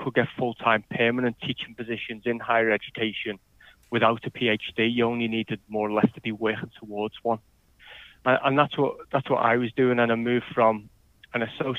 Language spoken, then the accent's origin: English; Liverpool, North West England, United Kingdom; also born or lived in Leeds; I moved back to closer to Liverpool, my hometown